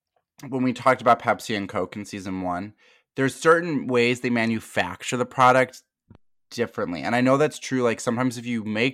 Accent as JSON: {"language": "English", "region": "Midwest", "country": "United States", "said": "Like ranch. I'm from the Midwest."}